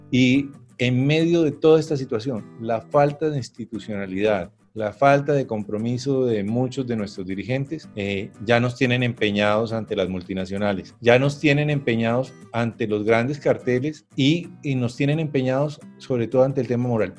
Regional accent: Colombia; aquí lo que tuvimos en Colombia

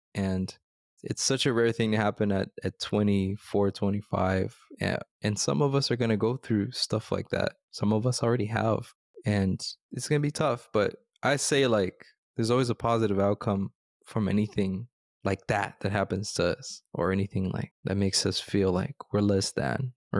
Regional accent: United States; born there; I was born in the States.

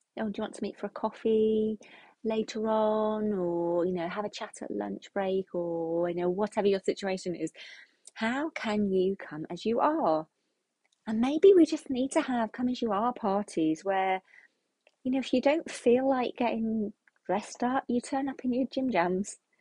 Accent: United Kingdom; we're British

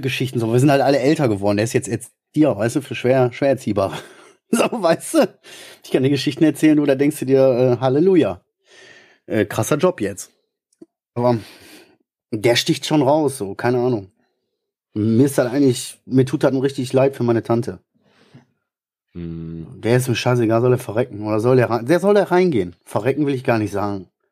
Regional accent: Ruhr area, North Rhine-Westphalia, Germany; ich kann nur Kodderschnauze, also ich bin Ruhrpottler

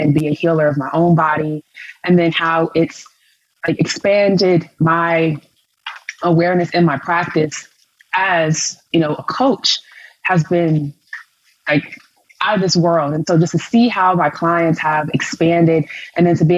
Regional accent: Chicago, Illinois, United States; I'm from Chicago, Illinois

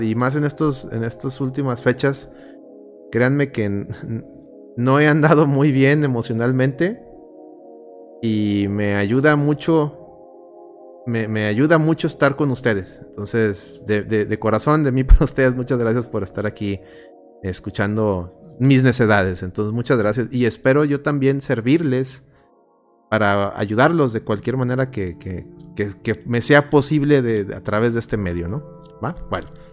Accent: Mexico

